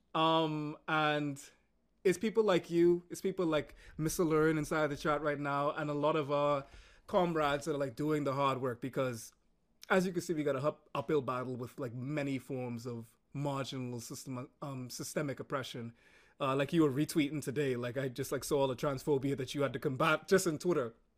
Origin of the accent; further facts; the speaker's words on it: Bahamas; moved away as an adult; also born or lived in United States; growing up in the Caribbean, we're very socially conservative